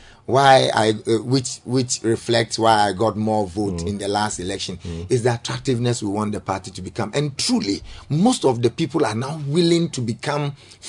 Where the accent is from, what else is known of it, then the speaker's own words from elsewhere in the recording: Tema, Greater Accra, Ghana; I'm a native of Terma, born and bred in Terma. I have my own property in the constituency. Mm. I sleep in the constituency.